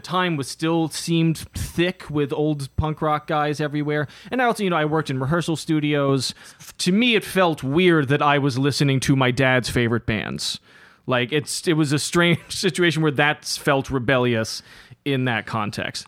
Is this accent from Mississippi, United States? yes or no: no; New York City, New York, United States; growing up, uh, in Lower Manhattan, growing up in New York City in the nineties and early two thousands